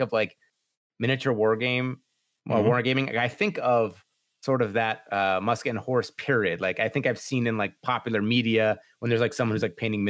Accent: United States; growing up in America

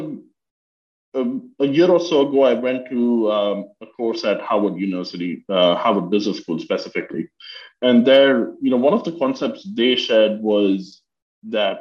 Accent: India; moved away as an adult; now in United States; I grew up in India and did my undergrad there

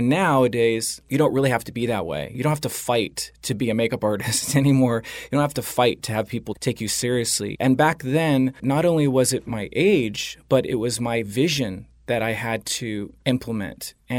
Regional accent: Dana Point, California, United States; also born or lived in Los Angeles; I'm from Orange County, actually. I grew up in Orange County near Dana Point. I left home at a very early age. I was around 15.

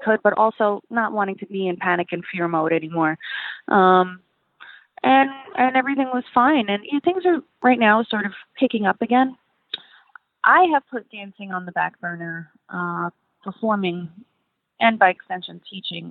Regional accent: New York City, New York, United States; I'm from Brooklyn, New York

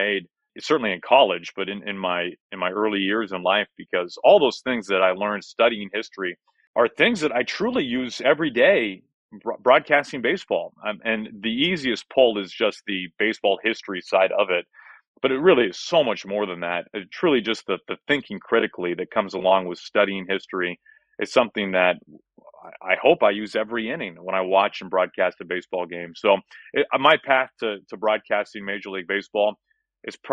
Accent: Kansas City, Missouri, United States; also born or lived in Wichita, Kansas / St. Louis, Missouri; born in Wichita, and I moved to Kansas City within a year, so I remember nothing about the glory days of my life in Wichita, Kansas. But I grew up in Kansas City and then moved to St. Louis when I was going into seventh grade

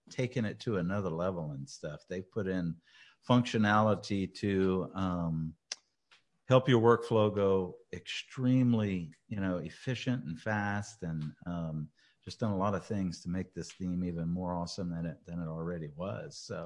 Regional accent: Louisiana, United States; my fellow Louisianian

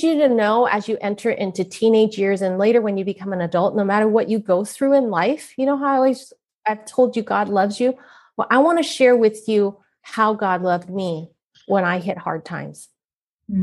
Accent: San Francisco, California, United States; I was born in San Francisco, Chinatown

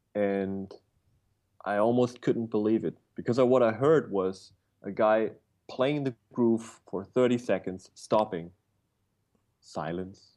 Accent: Bavaria, Germany; I was born in a little village in Bavaria, Germany.

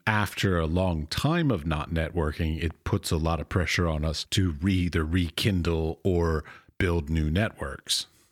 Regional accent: United States; as an American

